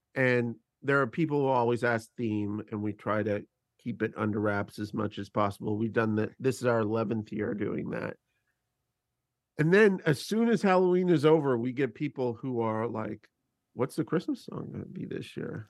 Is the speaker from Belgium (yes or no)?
no; Canada; as a Canadian person